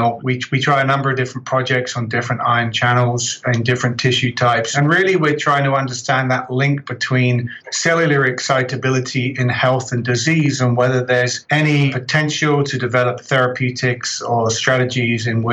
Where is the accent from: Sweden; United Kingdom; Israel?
United Kingdom; just south of London, South East England; moved away as an adult; also born or lived in Birmingham, United Kingdom / Calgary, Canada; now in Edmonton, Canada; So you can probably tell from my accent, I'm originally from the UK, just south of London.